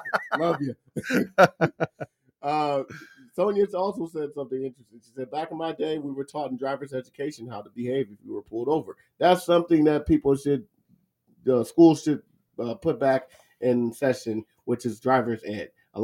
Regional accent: Los Angeles, California, United States; Even as a young kid growing up in Watts

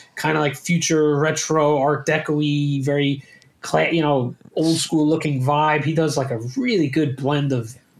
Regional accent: New York, United States; now in Miami, United States; From New York, but yeah. It's you know, I don't live in New York anymore

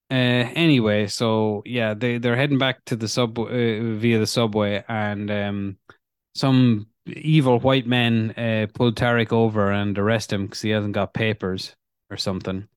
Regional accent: Ireland; growing up in Ireland, in the fucking nineties

